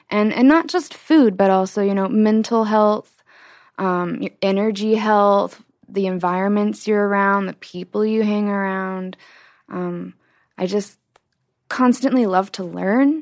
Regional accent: Utah, United States; my background growing up in Utah

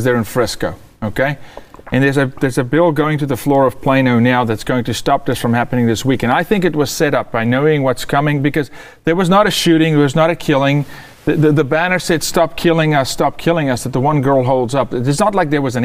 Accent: South Africa; moved away as an adult; also born or lived in Texas; now in United States; being South African military

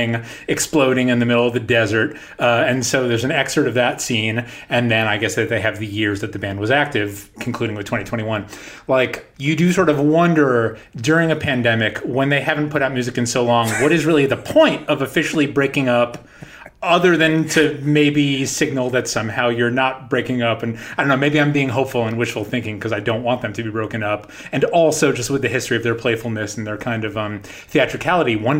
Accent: New York, United States; I grew up in New York and you would turn on 92.3

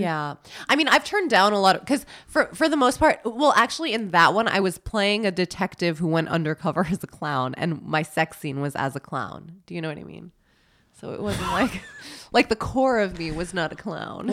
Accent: New York City, New York, United States; growing up in New York, that's so normal

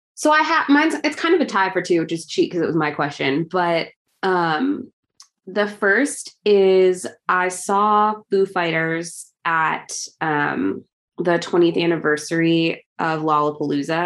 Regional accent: Chicago, Illinois, United States; I am from Chicago.

